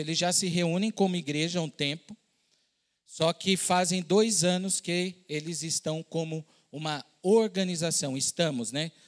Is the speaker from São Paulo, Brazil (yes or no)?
yes; São Paulo, Brazil; moved away as an adult; also born or lived in southern Minas Gerais / Pará; eu sou de São Paulo, estava morando no sul de Minas, num outro estado